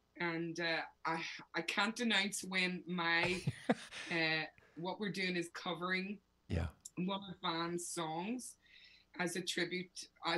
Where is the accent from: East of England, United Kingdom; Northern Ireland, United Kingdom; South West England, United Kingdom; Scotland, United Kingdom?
Northern Ireland, United Kingdom; Belfast; moved away as an adult; growing up in Belfast, he was everywhere. And I mean, I was very young.